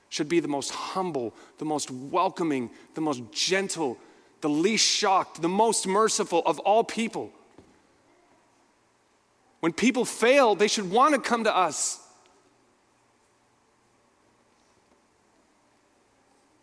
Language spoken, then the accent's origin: English; Minneapolis, Minnesota, United States; I'm from Minneapolis, so I was right in the middle of all